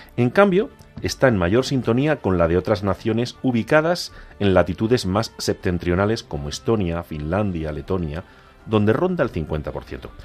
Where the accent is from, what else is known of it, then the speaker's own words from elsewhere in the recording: Agudo, Castilla-La Mancha, Spain; mi pueblo agudo está en las lindes de Badajoz